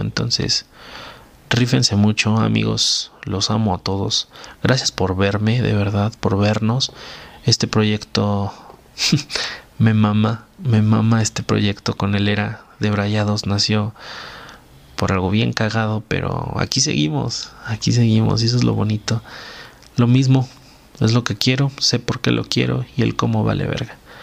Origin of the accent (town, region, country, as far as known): Mexico